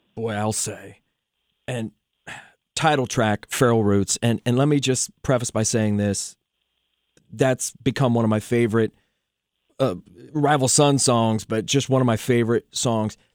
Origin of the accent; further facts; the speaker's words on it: southeastern Ohio, United States; I'm from southeastern Ohio